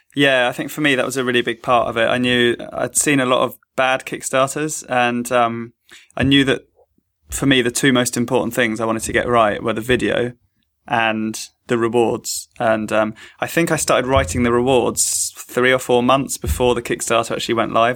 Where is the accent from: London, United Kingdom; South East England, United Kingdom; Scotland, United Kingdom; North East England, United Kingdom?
London, United Kingdom; I'm from East London